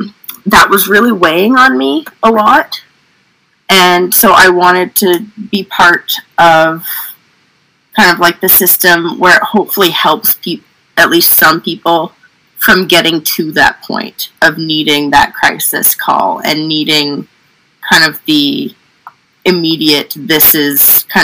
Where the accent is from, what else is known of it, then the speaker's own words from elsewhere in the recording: Oromocto, New Brunswick, Canada; now in Fredericton, Canada; Yeah, I'm right in Fredericton. So I grew up in Oromocto and then didn't move too far away.